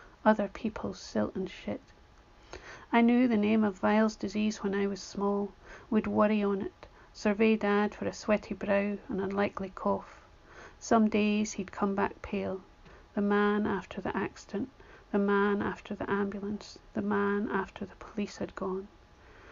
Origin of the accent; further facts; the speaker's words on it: Arbroath, Scotland, United Kingdom; moved away; my hometown of Arbroath